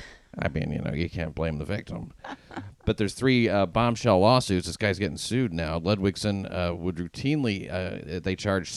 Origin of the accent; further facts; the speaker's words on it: Tennessee, United States; I grew up in Tennessee.